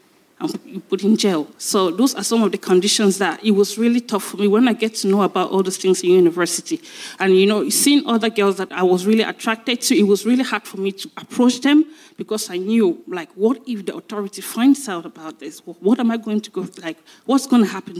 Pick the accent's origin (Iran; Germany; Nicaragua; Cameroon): Cameroon; now in United Kingdom; I'm from Cameroon, yeah. In my country, it was really difficult for me